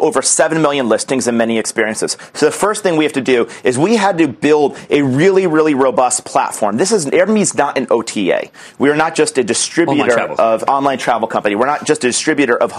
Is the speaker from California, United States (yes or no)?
no; Albany, New York, United States; I'm from the East Coast. I grew up in Albany, New York